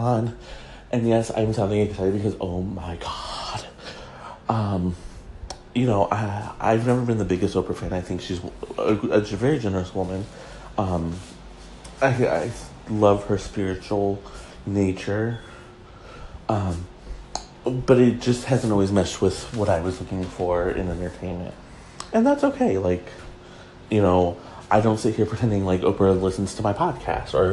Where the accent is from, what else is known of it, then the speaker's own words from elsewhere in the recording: Michigan, United States; Grand Rapids, Michigan, my home state